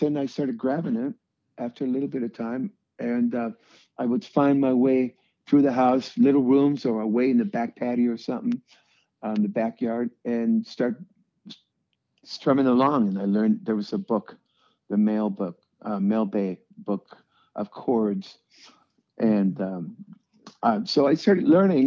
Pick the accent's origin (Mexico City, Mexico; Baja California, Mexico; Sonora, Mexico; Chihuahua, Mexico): Baja California, Mexico; Tijuana; moved away; also born or lived in San Diego; we grew up in Tijuana.